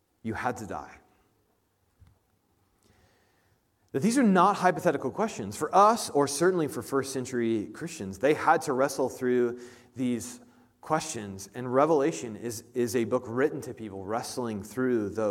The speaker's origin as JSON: {"language": "English", "town": "Indianapolis", "region": "Indiana", "country": "United States", "moved": "yes", "said": "I'm from Indianapolis"}